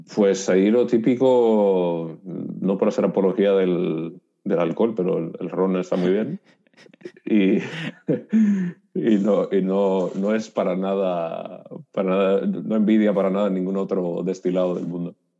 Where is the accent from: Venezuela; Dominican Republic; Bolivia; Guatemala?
Dominican Republic; moved away as an adult; now in Spain; yo soy dominicano, nací en el 82 ah, y soy el mayor de, tres hermanos